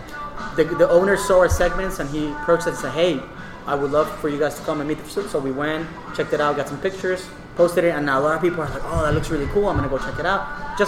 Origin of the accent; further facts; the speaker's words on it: Houston, Texas, United States; In Houston, so in the west side of town, really, closer to like I-10 and Derry Ashford.